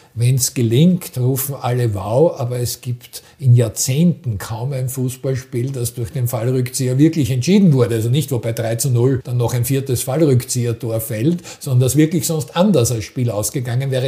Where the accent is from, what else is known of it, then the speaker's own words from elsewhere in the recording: Austria; wir als Österreicher